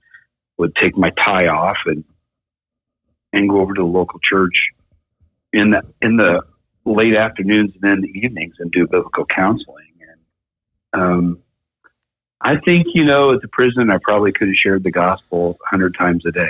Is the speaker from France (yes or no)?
no; Mount Pleasant, Iowa, United States; also born or lived in Des Moines, Iowa; my hometown of Mount Pleasant. I'm from southeast Iowa. And so Julie and I left the place where we were born and raised and came up to the Des Moines area